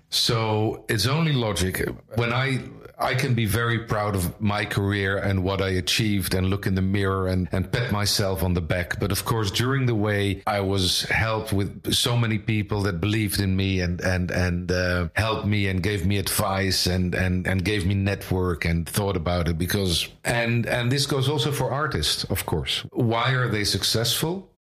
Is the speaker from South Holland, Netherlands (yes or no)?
yes; Leiden, South Holland, Netherlands; also born or lived in Amsterdam; now in The Hague, Netherlands; I was born in Amsterdam in 1967, uh, grew up in Leiden